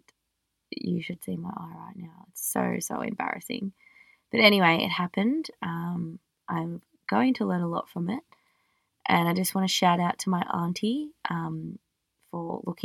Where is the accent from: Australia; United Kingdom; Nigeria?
Australia; I'm just an Australian girl